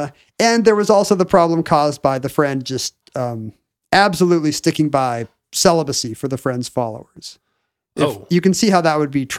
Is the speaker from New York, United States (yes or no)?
yes; New York, United States; born there; I was born in Yates County.